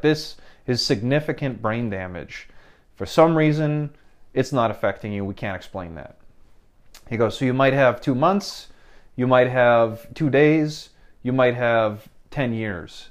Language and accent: English; Midwest, United States; I was from the Midwest